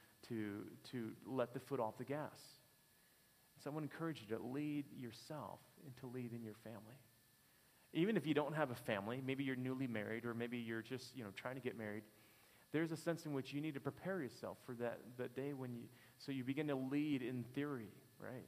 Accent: Detroit, Michigan, United States; I'm from Detroit.

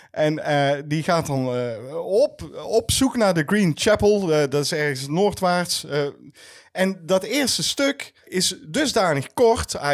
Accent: North Brabant, Netherlands; ja, maar we komen uit

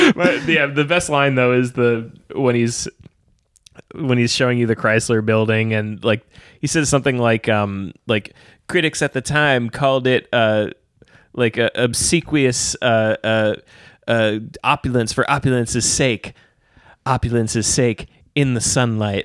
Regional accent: New York, United States; as a New Yorker

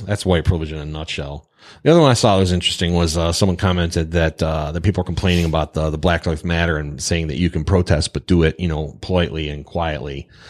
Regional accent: Pontiac, Michigan, United States; Pontiac, Michigan, factory town, working class hero.

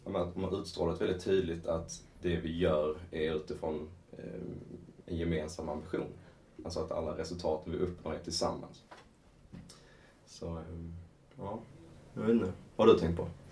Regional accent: Skåne, Sweden; accent: Scanian (skånska); man kan väl gå på min skånska

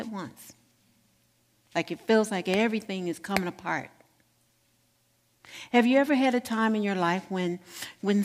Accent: Gary, Indiana, United States; moved away; Gary, Indiana, my hometown

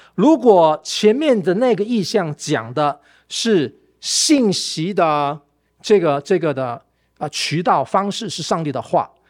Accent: Malaysia; now in Taiwan; 我在我家乡马来西亚的那个

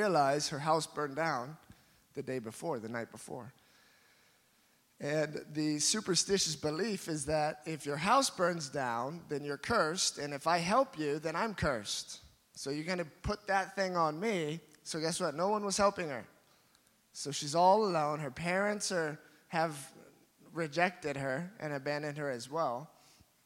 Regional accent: Fort Dodge, Iowa, United States; moved away as an adult; now in Philippines; I'm from Fort Dodge, Iowa

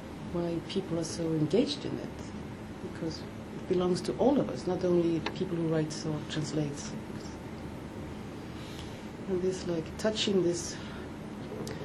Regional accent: Denmark; moved away; I grew up in Denmark

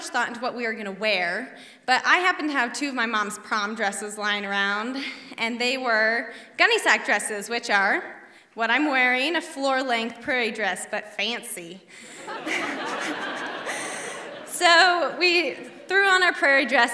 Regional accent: Bird Creek, Alaska, United States; I was raised in Bird Creek in a cabin off the grid in the woods

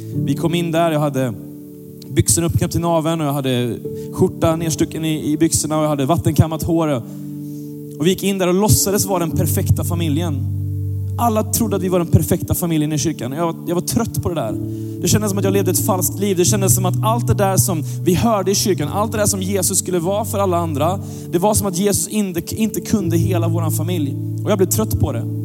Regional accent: Gothenburg, Västra Götaland, Sweden; jag växte upp i Göteborg

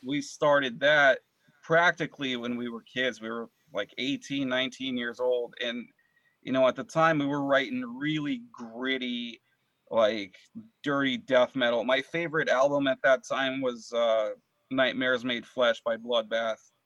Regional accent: Connecticut, United States; also born or lived in Moscow, Russia / San Francisco, California; I, I grew up in Connecticut.

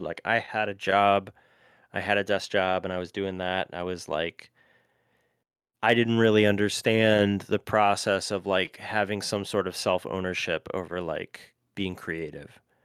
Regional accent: Cleveland, Ohio, United States; now in Nashville, United States; I grew up in Cleveland

